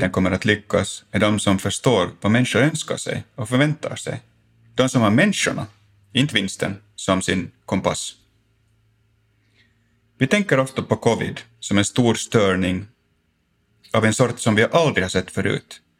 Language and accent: Swedish; Finland; För mig personligen har det sociala och känslomässiga skyddsnät jag fick när jag växte upp i Finland varit helt grundläggande.